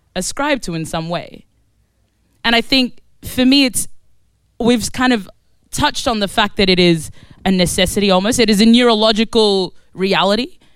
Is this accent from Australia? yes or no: yes; Australia; also born or lived in Khartoum, Sudan; now in London, United Kingdom; So I was born in Sudan. I was born in Khartoum, Sudan. And I grew up in Australia. And I now live in East London